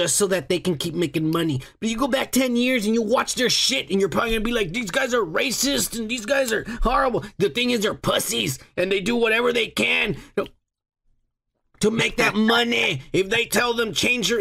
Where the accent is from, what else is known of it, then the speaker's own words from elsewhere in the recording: United States; I'm American